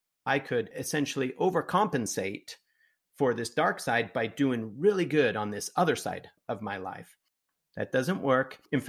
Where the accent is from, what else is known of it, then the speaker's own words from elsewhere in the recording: Utah, United States; now in Phoenix, United States; I was afraid of running into people that I knew because I grew up in Utah.